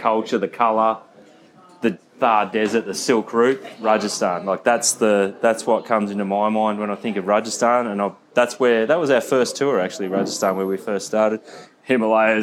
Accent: Geelong, Victoria, Australia; growing up here

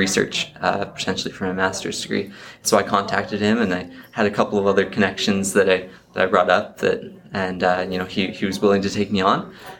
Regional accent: Idaho, United States; moved away as an adult; now in Kansas, United States; I'm actually from Idaho.

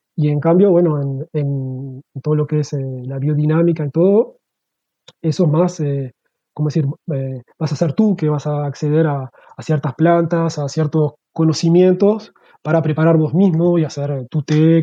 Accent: Uruguay; moved away as an adult; now in Switzerland; me fui para Uruguay

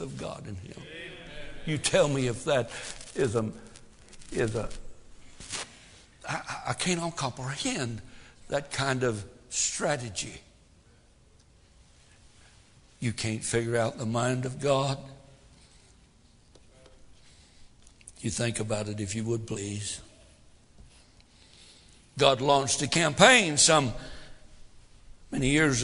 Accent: Tennessee, United States; I'm from Tennessee. I'm a hick.

